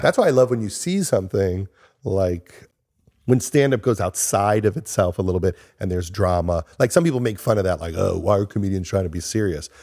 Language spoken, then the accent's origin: English; Long Island, New York, United States; moved away as an adult; also born or lived in Los Angeles; I was from Long Island